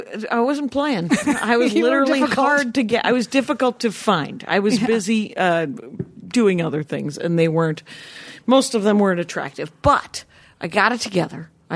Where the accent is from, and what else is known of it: South Milwaukee, Wisconsin, United States; moved away; also born or lived in Minneapolis